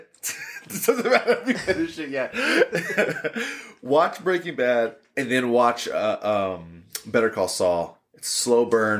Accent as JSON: {"language": "English", "region": "New York", "country": "United States", "tie": "born or raised there", "said": "Growing up in New York"}